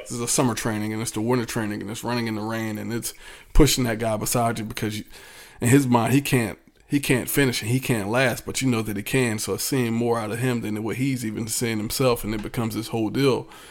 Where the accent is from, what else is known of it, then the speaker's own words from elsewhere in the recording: Virginia Beach, Virginia, United States; growing up in Virginia Beach